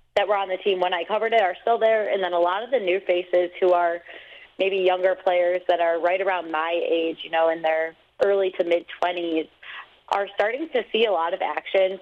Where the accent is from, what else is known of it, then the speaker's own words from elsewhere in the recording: Bloomfield Hills, Michigan, United States; I grew up in Michigan in Bloomfield Hills, about 20 minutes outside Detroit. Was in Detroit area my whole life